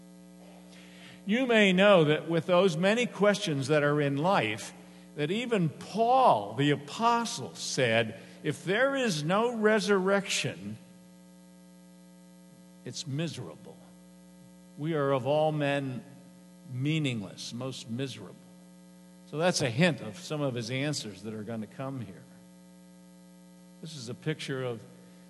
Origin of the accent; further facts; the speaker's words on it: Harrisburg, Pennsylvania, United States; I grew up on Rudy Road. Most of you probably know where Rudy Road is in Harrisburg